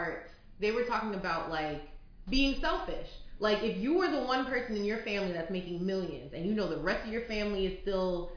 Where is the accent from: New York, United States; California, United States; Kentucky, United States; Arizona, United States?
New York, United States; New York City; I'm from New York